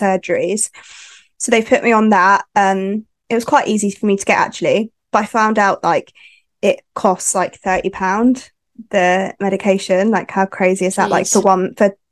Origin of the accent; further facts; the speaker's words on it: West Sussex, South East England, United Kingdom; I am from West Sussex. So yeah, little village in West Sussex.